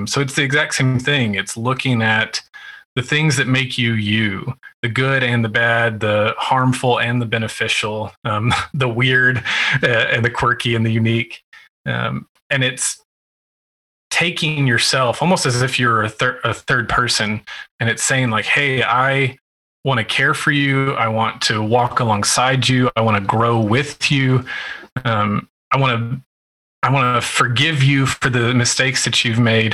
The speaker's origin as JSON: {"language": "English", "region": "West Texas", "country": "United States", "tie": "born or raised there", "said": "I grew up in West Texas"}